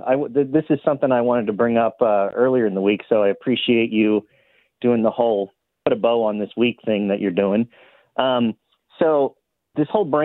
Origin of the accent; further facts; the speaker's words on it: Youngstown, Ohio, United States; moved away; I'm originally from Youngstown, Ohio. I have a lot of Northeast Ohio friends still.